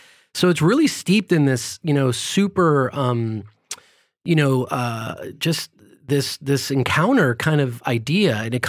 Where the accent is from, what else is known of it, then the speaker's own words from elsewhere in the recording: California, United States; born there; also born or lived in several countries; I mean, I like I mentioned, I was born in California, but I grew up in a number of different countries because my dad had a job that moved us around a lot.